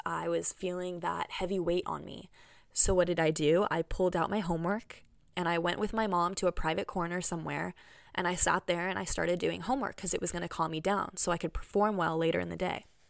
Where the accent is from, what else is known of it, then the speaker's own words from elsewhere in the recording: Bay Area, California, United States; my hometown in the Bay Area